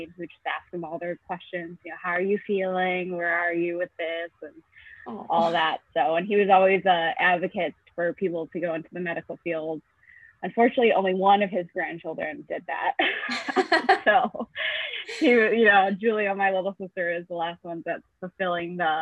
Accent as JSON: {"language": "English", "town": "East Aurora", "region": "New York", "country": "United States", "tie": "born or raised there", "said": "I am from Buffalo, New York, a small town called East Aurora, 20 minutes outside of Buffalo."}